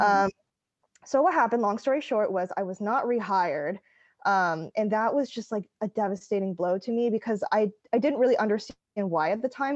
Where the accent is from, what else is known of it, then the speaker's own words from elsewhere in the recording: East Coast, United States; I grew up on the East Coast